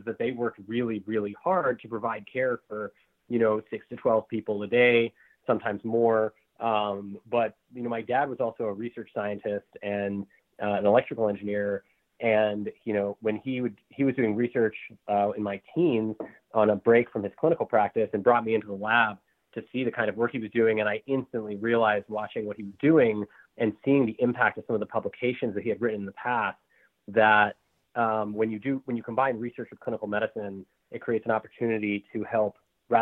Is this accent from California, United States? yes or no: yes; San Francisco Bay Area, California, United States; I grew up in the San Francisco Bay Area.